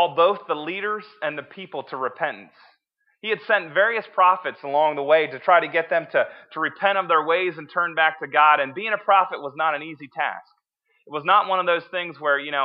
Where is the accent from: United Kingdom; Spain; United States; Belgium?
United States; Millersburg; I'm from Millersburg, a small town without a stoplight